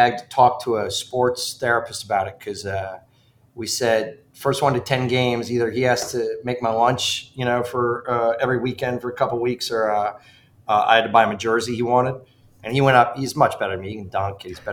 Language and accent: English; Ridgefield, Connecticut, United States; born or raised there; moved away